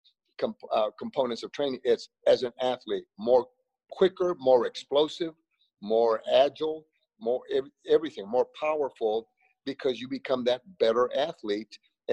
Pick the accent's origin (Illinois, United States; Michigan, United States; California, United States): California, United States; Los Angeles; moved away; also born or lived in Frogtown, Los Angeles / Las Vegas; There's that little place growing up, and it's the area called Boyle Heights.